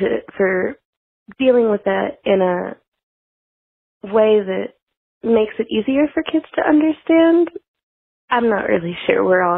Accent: Tennessee, United States; I'm from Tennessee.

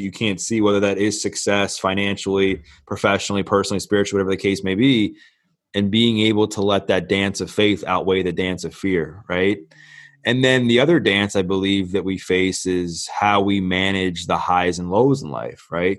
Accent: Baltimore, Maryland, United States; I'm born and raised in Baltimore, Maryland

